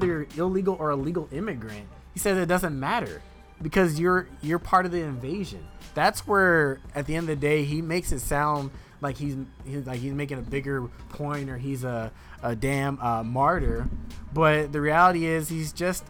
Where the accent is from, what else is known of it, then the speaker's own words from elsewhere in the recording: United States; I'm as American as you are